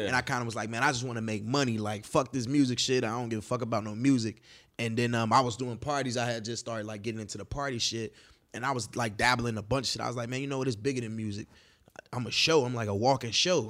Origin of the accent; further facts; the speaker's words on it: Chicago, Illinois, United States; moved away as an adult; now in Los Angeles, United States; I'm from the West Side